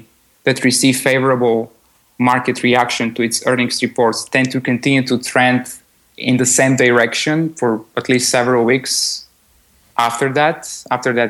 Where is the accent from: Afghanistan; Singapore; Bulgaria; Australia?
Bulgaria; I was born in Bulgaria